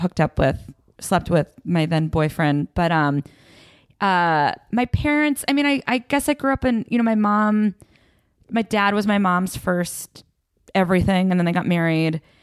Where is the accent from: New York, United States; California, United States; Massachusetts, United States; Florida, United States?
Massachusetts, United States; Belmont; Belmont, Massachusetts